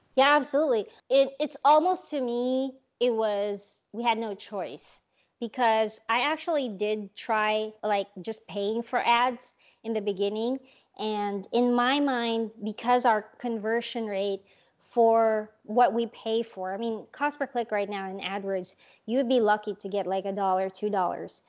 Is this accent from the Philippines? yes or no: yes; Philippines; moved away; I grew up in the Philippines